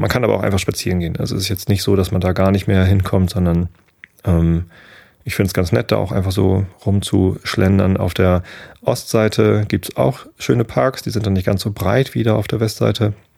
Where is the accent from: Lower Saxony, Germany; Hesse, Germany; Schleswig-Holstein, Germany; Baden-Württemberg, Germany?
Lower Saxony, Germany; south of Hamburg; ich bin aufgewachsen südlich von Hamburg in Niedersachsen